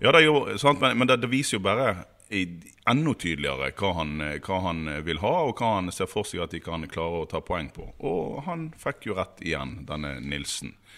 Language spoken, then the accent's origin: Norwegian; Western Norway, Vestland, Norway; Vi er jo vestlendinger og striler